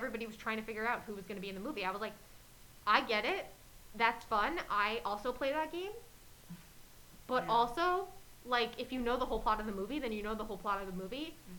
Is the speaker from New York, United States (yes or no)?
yes; New York City, New York, United States; I grew up in Queens.